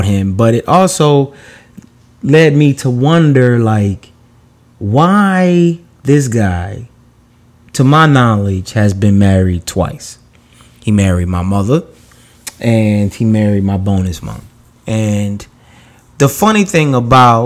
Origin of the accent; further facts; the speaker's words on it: New York, United States; I grew up in New York